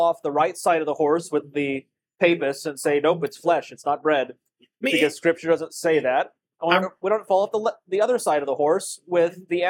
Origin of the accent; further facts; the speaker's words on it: Scotland, United Kingdom; I think that naturally means I'm allowed to own you. As a Scot.